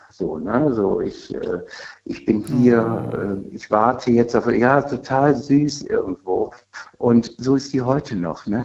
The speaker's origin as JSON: {"language": "German", "town": "Linz am Rhein", "region": "Rhineland-Palatinate", "country": "Germany", "said": "Ich komme aus dem Rheinland-Pfalz."}